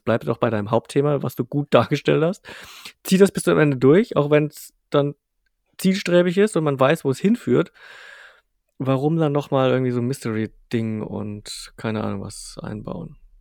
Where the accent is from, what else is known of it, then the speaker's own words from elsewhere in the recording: Bavarian provinces, Germany; wir kommen jetzt aus dem Kaff, also wirklich aus, aus, aus, aus jetzt nicht allertiefste bayerische Provinz, aber schon so bisschen Provinz